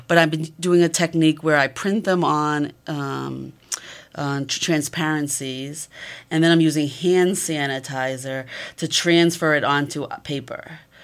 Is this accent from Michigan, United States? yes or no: no; Massachusetts, United States; moved away; also born or lived in Columbus, Ohio; I'm originally from Massachusetts.